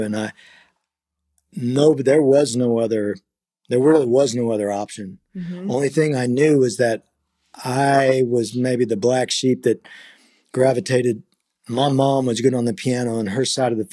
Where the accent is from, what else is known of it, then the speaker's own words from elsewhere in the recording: Miami, Florida, United States; also born or lived in Washington, D.C.; now in Nashville, United States; I grew up in the Miami Dolphin locker rooms